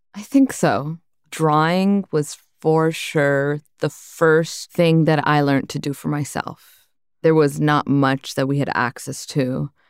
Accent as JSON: {"language": "English", "town": "Brampton", "region": "Ontario", "country": "Canada", "tie": "born or raised there", "also_born_or_lived": "Malton", "said": "I grew up in Malton and Brampton, which are two very heavy working class immigrant suburbs in Canada, in Ontario"}